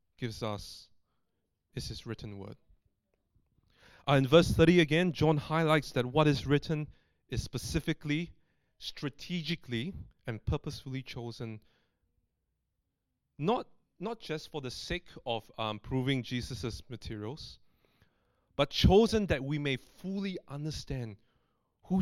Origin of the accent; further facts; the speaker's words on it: Singapore; moved away as an adult; now in Australia; I've lived overseas, coming up to 9 years, away from my hometown in Singapore